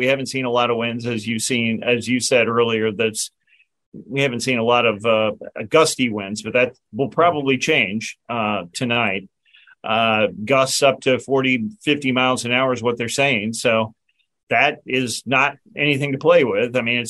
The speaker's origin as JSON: {"language": "English", "region": "Illinois", "country": "United States", "tie": "born or raised there", "moved": "yes", "lives_now": "Virginia, United States", "said": "I grew up in Illinois"}